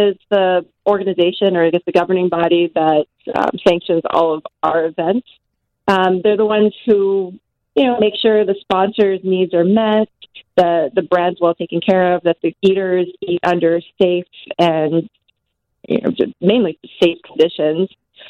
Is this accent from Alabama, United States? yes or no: no; New York, United States; born there; sure, I was born in New York and I did my first year of college in New York.